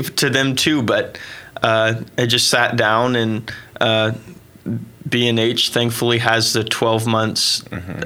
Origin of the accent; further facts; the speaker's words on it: Oklahoma, United States; also born or lived in St. Louis, Missouri; I was born in St. Louis and moved to Oklahoma when I was like four.